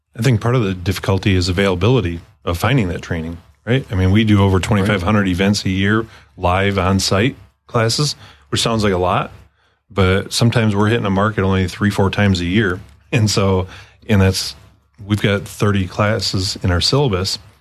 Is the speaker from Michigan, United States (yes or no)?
yes; Michigan, United States; I grew up in the in Michigan